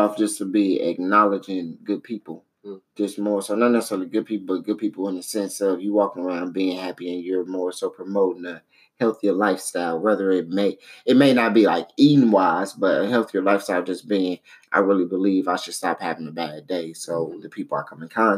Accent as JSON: {"language": "English", "town": "St. Louis", "region": "Missouri", "country": "United States", "tie": "born or raised there", "said": "we all grew up down there"}